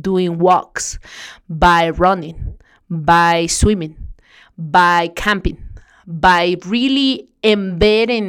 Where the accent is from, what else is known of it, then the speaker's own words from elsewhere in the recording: Mexico; moved away; I'm from Mexico.